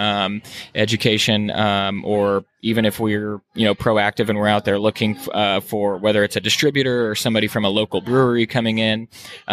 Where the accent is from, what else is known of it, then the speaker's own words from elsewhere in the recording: Midwest, United States; now in Florida, United States; I'm from the Midwest.